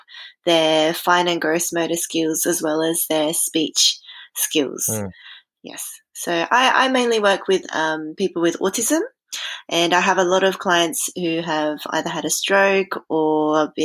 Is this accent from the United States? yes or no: no; Australia; accent: Australian; I'm sure you can tell from my accent, I'm from Australia